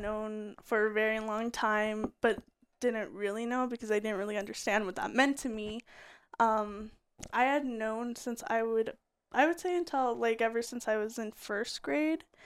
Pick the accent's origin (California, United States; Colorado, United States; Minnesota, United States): Colorado, United States; also born or lived in Utah; we had moved to Colorado